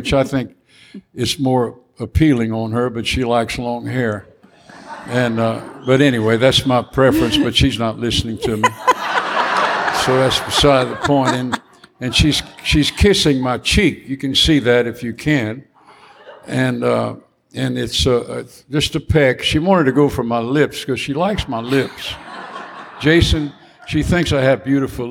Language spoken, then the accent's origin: English; Southeast Louisiana, United States; We're raging Cajuns. We're Cajun